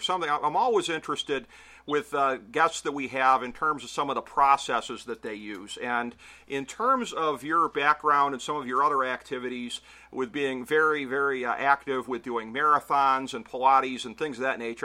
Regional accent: Cleveland, Ohio, United States; my hometown team

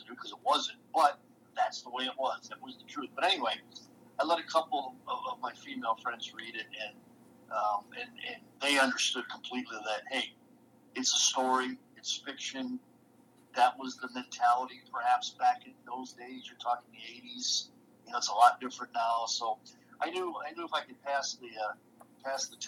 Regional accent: Detroit, Michigan, United States; I played hockey as a kid growing up in Detroit

